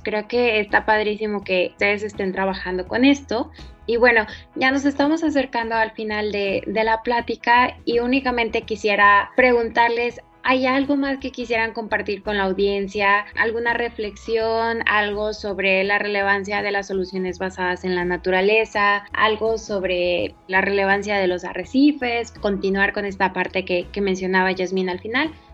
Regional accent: Chiapas, Mexico; yo soy de Chiapas

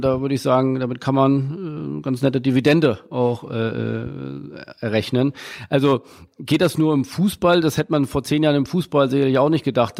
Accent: Hamburg, Germany; Ich komme äh, aus Hamburg

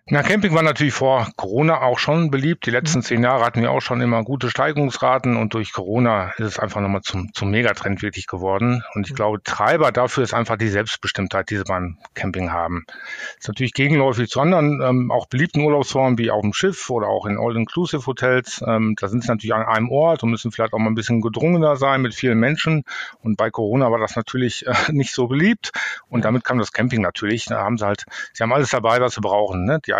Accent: North Rhine-Westphalia, Germany; dann bin ich im Sauerland groß geworden, da gibt es ganz viele Talsperren, da haben wir auch gezeltet

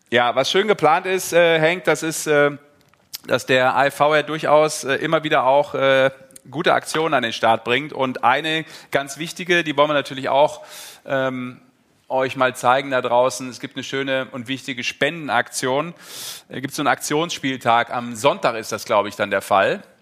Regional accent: Düsseldorf, North Rhine-Westphalia, Germany; ich bin in Düsseldorf geboren

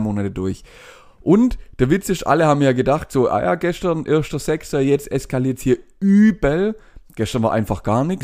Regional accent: Germany; Bei uns in Deutschland

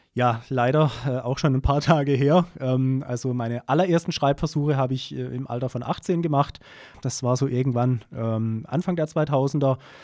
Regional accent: Pforzheim, Baden-Württemberg, Germany; now in Keltern, Germany; Ich komme hier gebürtig auch aus Pforzheim, also bin quasi ein echtes Kind der Stadt

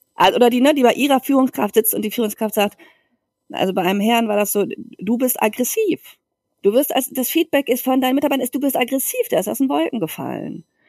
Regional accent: Germany; now in Barcelona, Spain; eine deutsche Mutter

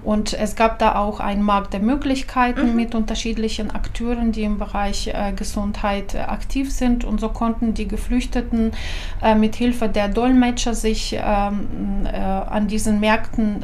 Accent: Ukraine; German is a second language; moved away as an adult; also born or lived in Lower Saxony, Germany; now in Germany; Ich habe äh, pädagogische Universität in meiner Heimatstadt abgeschlossen

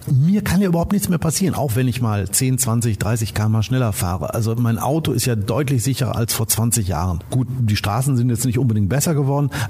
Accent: Detmold, North Rhine-Westphalia, Germany; ich komme aus Detmold. Das ist ein relativ kleines Fleckchen Erde

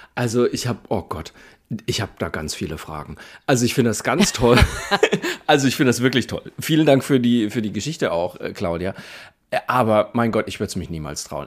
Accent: Franconia, Bavaria, Germany; ich komme ja aus der Provinz in Franken

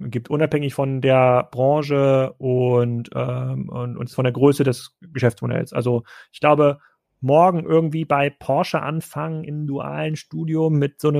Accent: East Germany, Germany; moved away; als ich dann in den Westen gezogen bin. Ich komme aus Ostdeutschland.

